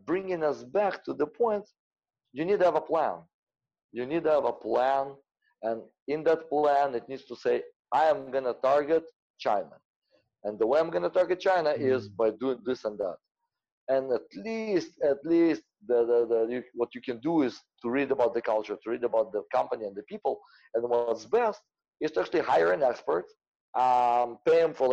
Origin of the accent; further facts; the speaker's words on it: Russia; I'm Russian